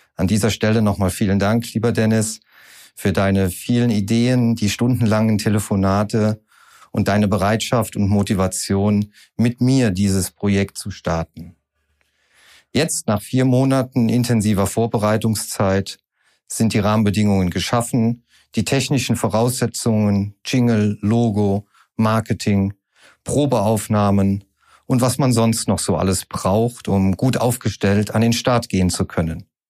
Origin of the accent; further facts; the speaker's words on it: Koblenz, Rhineland-Palatinate, Germany; komme gebürtig aus Koblenz